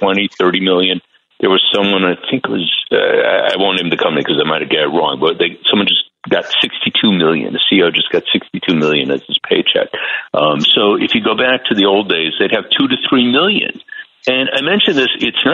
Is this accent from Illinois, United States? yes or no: yes; Chicago, Illinois, United States; I'm from the Midwest like you. I'm from Chicago